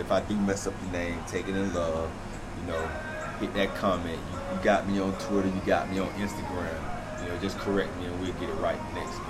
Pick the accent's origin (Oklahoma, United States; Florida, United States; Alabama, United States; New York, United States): Florida, United States; Frostproof; I'm from Frostproof